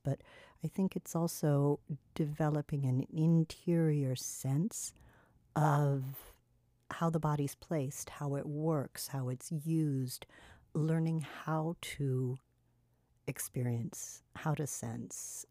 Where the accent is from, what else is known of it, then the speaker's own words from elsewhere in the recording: California, United States; moved away; I grew up with in California